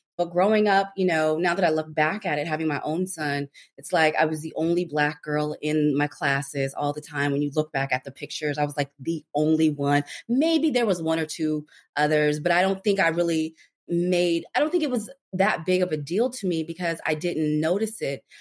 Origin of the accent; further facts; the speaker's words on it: Anchorage, Alaska, United States; moved away as an adult; also born or lived in Washington, D.C. / Los Angeles; I grew up in Anchorage, Alaska